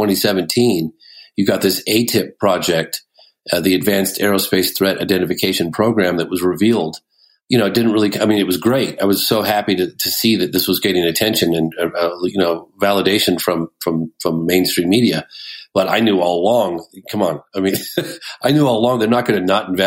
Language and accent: English; England, United Kingdom; I was born in England myself.